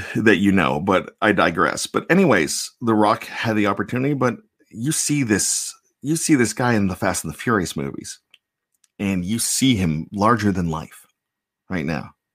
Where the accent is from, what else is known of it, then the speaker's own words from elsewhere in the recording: Johnstown, Pennsylvania, United States; now in Maryland, United States; I grew up in Johnstown, Pennsylvania, about 65 miles east of of uh, Pittsburgh.